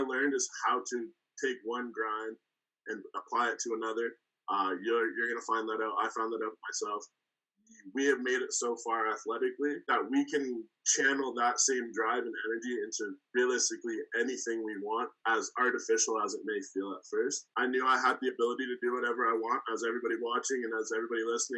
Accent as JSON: {"language": "English", "country": "Canada", "tie": "born or raised there", "also_born_or_lived": "Cleveland, Ohio, United States", "said": "I was born in Cleveland, Ohio. That's kind of where the story starts. Born there. Came to Canada when I was like 3 months old, so I don't have much experience being in the States"}